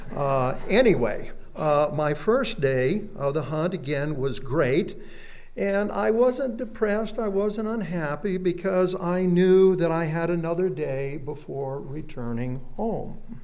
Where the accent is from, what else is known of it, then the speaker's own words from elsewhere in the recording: Phoenix, Arizona, United States; I was born and raised in Phoenix, Arizona, right in the center of the town, and I went to Phoenix West High School.